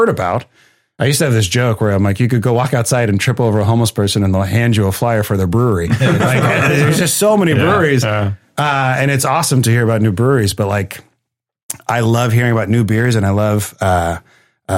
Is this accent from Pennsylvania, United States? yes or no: no; San Diego, California, United States; also born or lived in Ohio; I got to grow up in San Diego and that's how I was here and grew up in Claremont